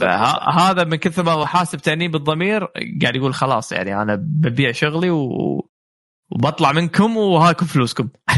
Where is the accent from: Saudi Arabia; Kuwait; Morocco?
Kuwait; إحنا عندنا بالكويت